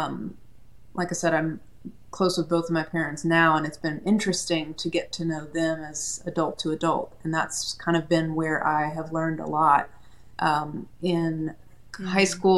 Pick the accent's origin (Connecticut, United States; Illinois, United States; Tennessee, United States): Tennessee, United States; Chattanooga; now in Nashville, United States; I am a Tennessee native. I grew up in Chattanooga, now live in Nashville.